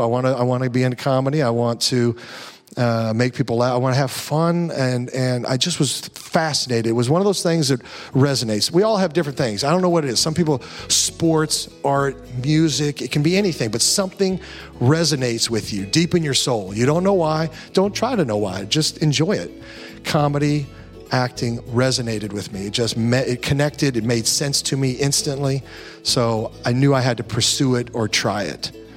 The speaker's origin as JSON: {"language": "English", "region": "Kansas", "country": "United States", "tie": "born or raised there", "said": "I was raised in Kansas. You know, traditional type Midwest guy"}